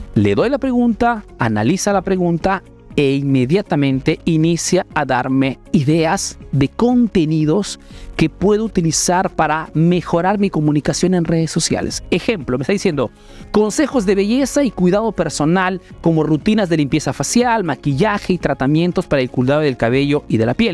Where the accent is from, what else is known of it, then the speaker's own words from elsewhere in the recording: Peru; now in Italy; soy un emprendedor peruano que vive hace negocio en Italia, en Europa principalmente